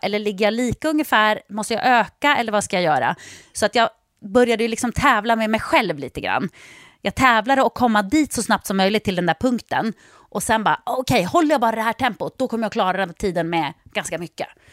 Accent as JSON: {"language": "Swedish", "town": "Jokkmokk", "region": "Norrbotten County", "country": "Sweden", "tie": "born or raised there", "said": "jag är uppväxt i Jokkmokk."}